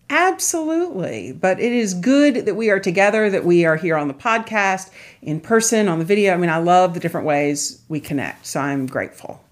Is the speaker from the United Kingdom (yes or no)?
no; Charleston, South Carolina, United States; I grew up in Charleston, South Carolina